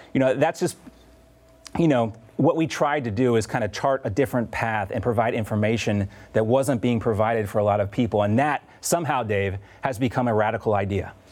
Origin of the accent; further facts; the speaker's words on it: Deep South, United States; I grew up in the Deep South, but my parents are from the Northeast